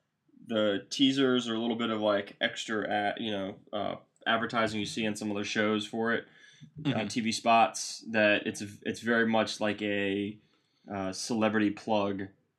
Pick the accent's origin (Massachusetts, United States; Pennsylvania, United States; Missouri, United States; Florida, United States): Massachusetts, United States; Boston; You know, we're best friends from Boston.